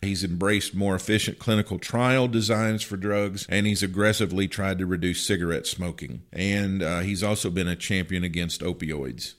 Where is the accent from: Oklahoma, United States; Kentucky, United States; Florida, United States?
Kentucky, United States; Marshall County, Western; now in Missouri, United States; my high school where I grew up in my hometown at Marshall County High School in Western Kentucky